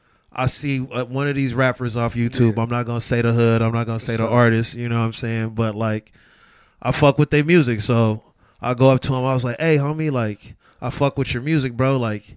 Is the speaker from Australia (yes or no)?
no; Los Angeles, California, United States; like, I'm from Los Angeles, South Central.